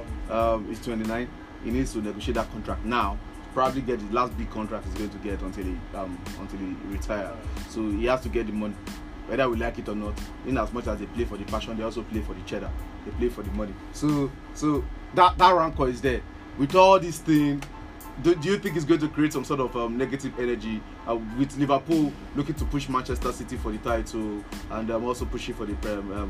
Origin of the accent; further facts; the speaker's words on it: Nigeria; as a Nigerian fan